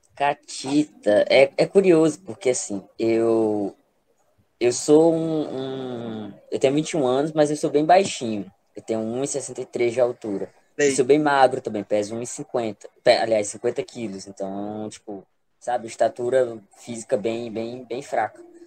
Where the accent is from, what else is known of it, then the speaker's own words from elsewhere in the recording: Brejinho, Maranhão, Brazil; also born or lived in Teresina / Goiânia / Timon; eu nasci em Teresina, mas fui, fui criado em um interiorzinho no Maranhão, chamado Brejinho